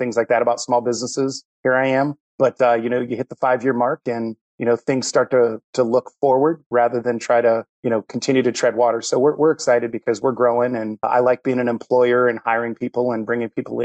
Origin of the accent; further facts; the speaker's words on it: Ohio, United States; moved away as an adult; now in Charlotte, United States; I'm actually from Ohio and got relocated down there